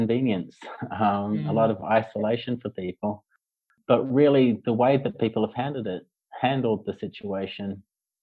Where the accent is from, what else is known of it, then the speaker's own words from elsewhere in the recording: Australia; moved away as an adult; also born or lived in Hong Kong; now in Beijing, China; I'm from Australia.